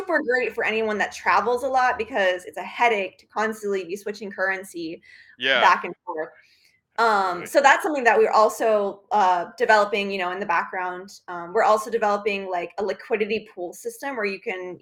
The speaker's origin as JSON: {"language": "English", "town": "Sarasota", "region": "Florida", "country": "United States", "tie": "born or raised there", "also_born_or_lived": "Bradenton, Florida / Europe", "moved": "yes", "said": "I grew up in Florida. I grew up in Sarasota, Bradenton, Florida"}